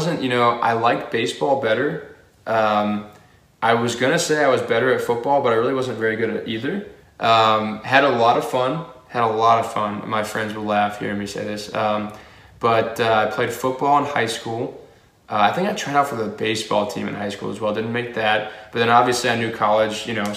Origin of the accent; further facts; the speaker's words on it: outside Cincinnati, northern Kentucky, United States; We grew up in a suburb in northern Kentucky, outside of Cincinnati area